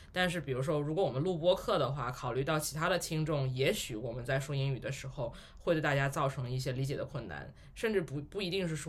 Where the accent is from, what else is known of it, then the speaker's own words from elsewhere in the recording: Tianjin, China; also born or lived in Beijing; 就是首先我是天津人，但是我们家都不讲天津话。